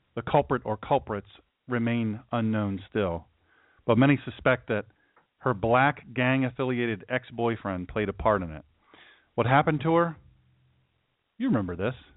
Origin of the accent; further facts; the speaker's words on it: United States; I'm from Sussex County